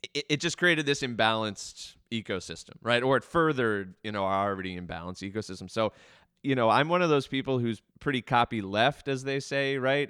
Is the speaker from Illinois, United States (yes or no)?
no; Baltimore, Maryland, United States; I grew up here in Baltimore. I grew up in the county.